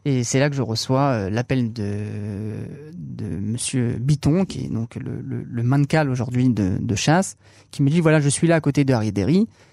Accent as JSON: {"language": "French", "country": "France", "tie": "born or raised there", "moved": "yes", "lives_now": "Israel", "said": "cette vie du judaïsme qu'on a, qu'on, sur laquelle on a grandi en France, sur laquelle, en tout cas, moi, j'ai grandi"}